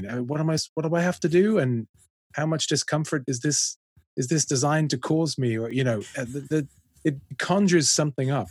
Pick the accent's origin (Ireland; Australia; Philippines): Ireland; Dublin, Leinster; moved away as an adult; also born or lived in London; I'm from Dublin, worked in London